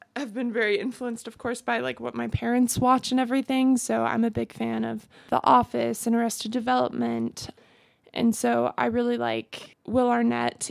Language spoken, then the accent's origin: English; Greenville, South Carolina, United States; moved away as an adult; also born or lived in Cleveland, Ohio; I grew up in Greenville, South Carolina